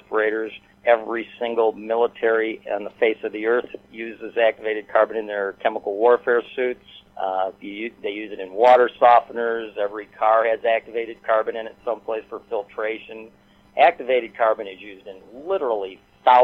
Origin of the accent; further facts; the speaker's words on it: Michigan, United States; I'm from Michigan